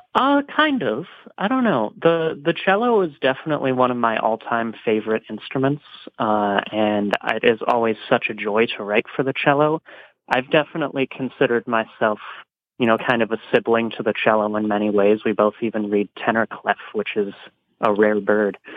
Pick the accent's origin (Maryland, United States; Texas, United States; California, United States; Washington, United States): Washington, United States; Spokane; also born or lived in Casper, Wyoming; now in Ann Arbor, United States; the Polly Judd Park in Spokane, Washington, which is kind of my hometown. I spent half of my childhood there.